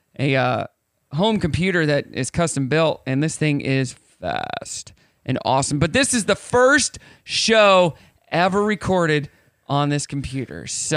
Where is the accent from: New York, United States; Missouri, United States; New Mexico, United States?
Missouri, United States; Southwest City; moved away as an adult; also born or lived in Northwest Arkansas; now in Bentonville, United States; I'm from Southwest City, Missouri. Okay. That's where I grew up from until I was 18.